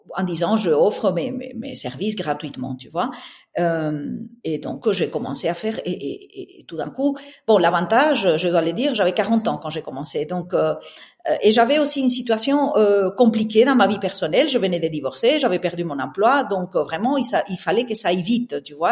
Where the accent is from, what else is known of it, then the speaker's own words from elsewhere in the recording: southern Spain, Spain; accent: Spanish; French is a second language; moved away as an adult; now in Brussels, Belgium; j'ai un accent espagnol, donc je suis née au sud de l'Espagne. Et puis j'ai déménagé à Bruxelles il y a maintenant plus de 25 ans